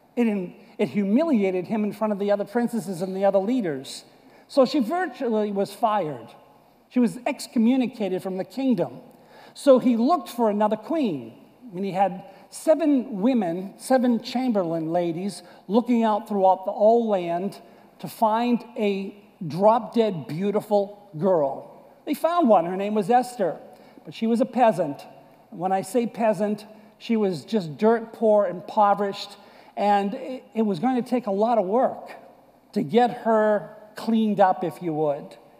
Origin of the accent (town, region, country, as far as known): United States; born or raised there; moved away